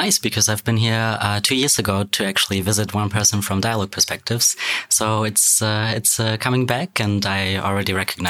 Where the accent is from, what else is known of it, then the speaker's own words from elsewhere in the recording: Germany; now in Edinburgh, United Kingdom; I study film and theater in Edinburgh, and I'm from Germany.